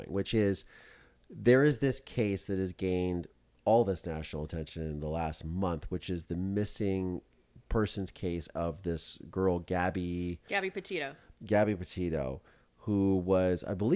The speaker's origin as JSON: {"language": "English", "town": "Mansfield", "region": "Ohio", "country": "United States", "tie": "born or raised there", "also_born_or_lived": "Orlando, Florida", "moved": "yes"}